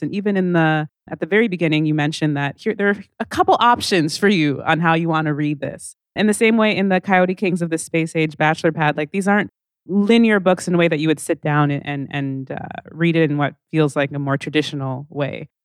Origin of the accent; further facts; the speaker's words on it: Calgary, Alberta, Canada; I grew up in Calgary